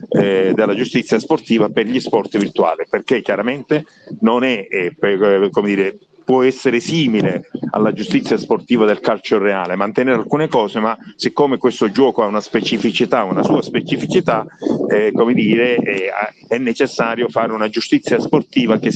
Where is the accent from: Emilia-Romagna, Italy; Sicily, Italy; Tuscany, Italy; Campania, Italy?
Sicily, Italy; Agrigento; Io sono un siciliano, quindi come, come sei tu, e quindi sì. sono un agrigentino